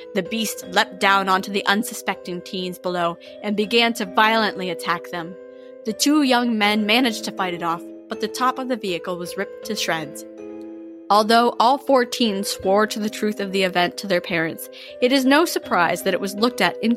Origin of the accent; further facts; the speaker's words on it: Waterford, Pennsylvania, United States; This is a local legend from my hometown